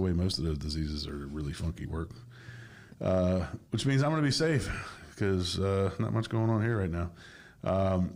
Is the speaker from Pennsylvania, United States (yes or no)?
no; Old Town, Maine, United States; now in Florida, United States; my hometown, old town, there's like 2 banks